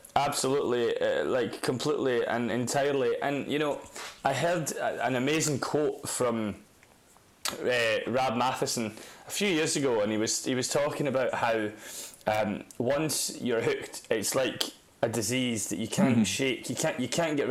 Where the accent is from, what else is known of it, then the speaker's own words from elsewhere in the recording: Dundee, Scotland, United Kingdom; also born or lived in Carnoustie; I grew up around Carnoustie and Dundee in Scotland, northeast Scotland